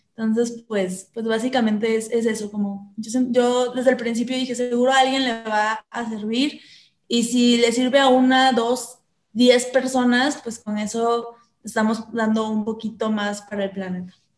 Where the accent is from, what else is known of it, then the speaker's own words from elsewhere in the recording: Coatzacoalcos, Veracruz, Mexico; moved away as an adult; now in Guadalajara, Mexico; Yo nací en Veracruz, en una ciudad porteña eh, al sur de Veracruz, muy pegadito a Tabasco, que se llama Coatzacoalcos. Y ahí crecí hasta como a los 21 y medio, 22